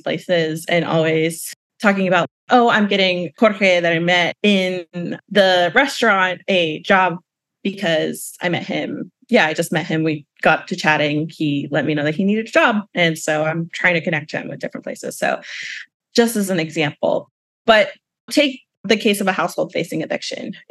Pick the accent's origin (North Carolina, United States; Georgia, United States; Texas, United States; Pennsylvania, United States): Georgia, United States; Atlanta; So I grew up in Atlanta and close to the suburbs of Atlanta